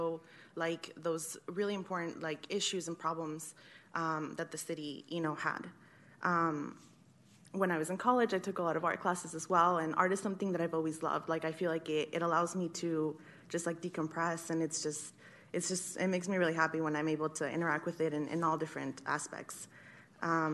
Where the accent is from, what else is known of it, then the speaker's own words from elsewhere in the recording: Sacramento, California, United States; I grew up in Sacramento. I've lived in South Sacramento and North Sacramento